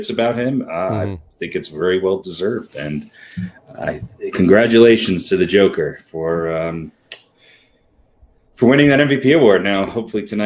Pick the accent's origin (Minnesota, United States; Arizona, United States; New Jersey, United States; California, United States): New Jersey, United States; in our era of growing up in New Jersey